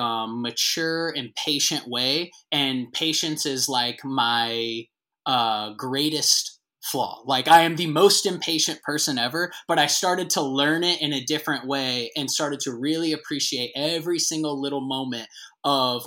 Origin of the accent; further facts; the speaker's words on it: the South, United States; moved away as an adult; also born or lived in Atlanta; I kind of moved back to like my hometown during COVID, because for better or worse, as we know in the South, the small towns kind of just kept existing.